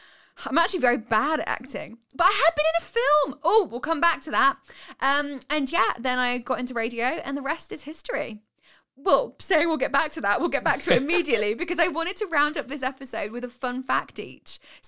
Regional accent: Sutton Coldfield, West Midlands, United Kingdom; So I grew up in Sutton Coldfield, which is a town outside of Birmingham.

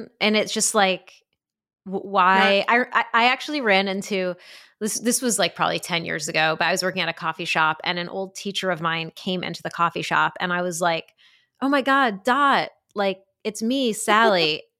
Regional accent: New Haven, Connecticut, United States; No, I did. I grew up in New Haven.

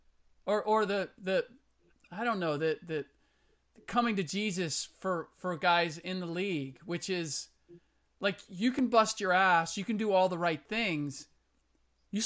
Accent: United States; first language German; English is a second language; I'm first generation American. My first language was German

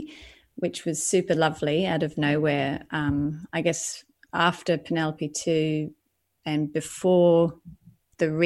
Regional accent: Lismore, New South Wales, Australia; moved away as an adult; also born or lived in Sydney, Australia / New York, United States; now in London, United Kingdom; I come from the Northern Rivers of New South Wales, which is, if anyone knows, is quite alternative culture. So I kind of grew up around all that hippie movement

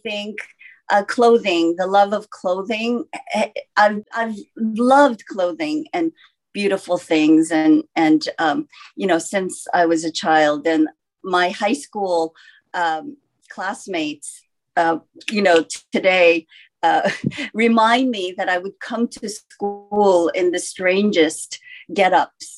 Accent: California, United States; also born or lived in Seoul, South Korea / New York City; now in Los Angeles, United States; I myself came to the States when I was 8 years old, to California with my parents

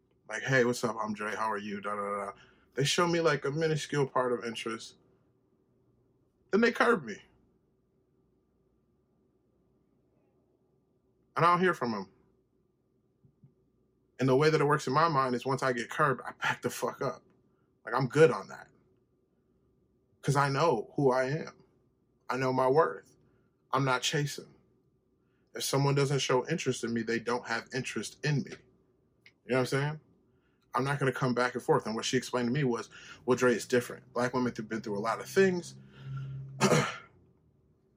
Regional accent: Henrietta, New York, United States; I grew up in Henrietta

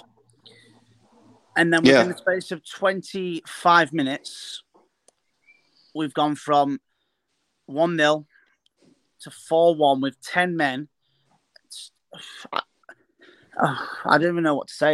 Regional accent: Sheffield, Yorkshire and the Humber, United Kingdom; I'm from Sheffield

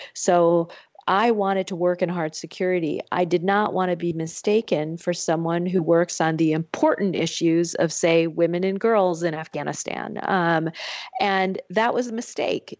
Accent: Michigan, United States; moved away; my home state of Michigan

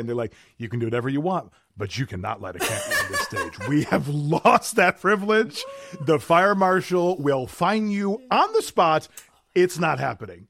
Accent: South Milwaukee, Wisconsin, United States; moved away; my hometown, where I grew up and was born and raised

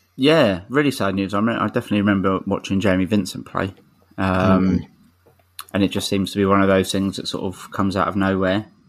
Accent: London, United Kingdom; I'm from Streatham and I've lived in SW16 my whole life

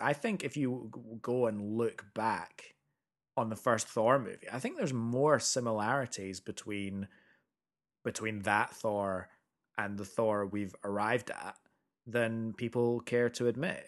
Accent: Edinburgh, Scotland, United Kingdom; moved away; also born or lived in America; we grew up in Edinburgh

